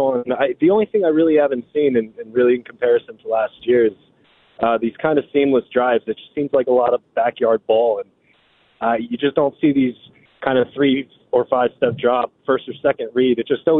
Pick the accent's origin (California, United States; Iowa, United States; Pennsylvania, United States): Pennsylvania, United States; I'm from Pennsylvania, but I have family up there.